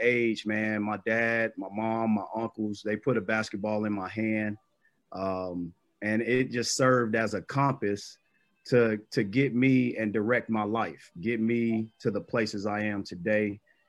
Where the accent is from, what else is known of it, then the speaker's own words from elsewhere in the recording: Chicago, Illinois, United States; Me being a fellow Chicagoan, I grew up born and raised on the west side of Chicago. My mom is a graduate of Weston House High School. So I've heard nothing but basketball from the very beginnings. I grew up on Holman and Roosevelt.